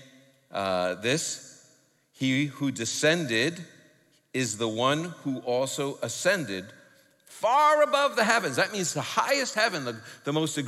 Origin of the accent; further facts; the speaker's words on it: New York City, New York, United States; I'm from New York City